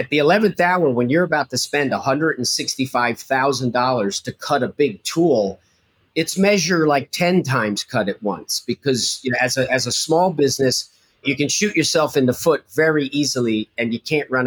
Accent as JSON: {"language": "English", "region": "New Jersey", "country": "United States", "said": "I'm a kid from Jersey"}